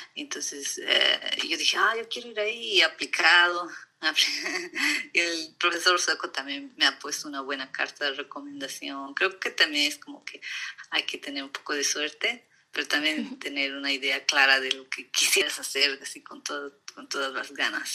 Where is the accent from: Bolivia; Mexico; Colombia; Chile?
Bolivia; La Paz; moved away as an adult; also born or lived in Potosí, Bolivia / Sweden / United States; now in California, United States; yo después de cumplir un año me han llevado a vivir a La Paz, entonces todo mi mi educación, todo mi colegio, todo ha sido... Me siento más paseña